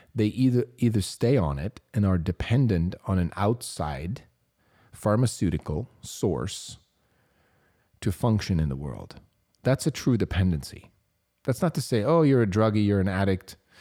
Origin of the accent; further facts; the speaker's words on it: Switzerland; I was considered as A D H D growing up in Switzerland